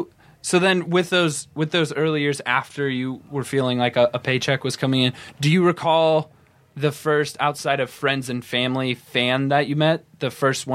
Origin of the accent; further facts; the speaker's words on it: Iowa, United States; I'm from Iowa, and weirdly enough, both my school library and my college university library, giant section for comics.